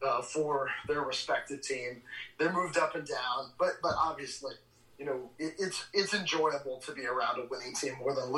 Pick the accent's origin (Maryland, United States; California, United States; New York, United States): Maryland, United States; we're both Marylanders here on this podcast.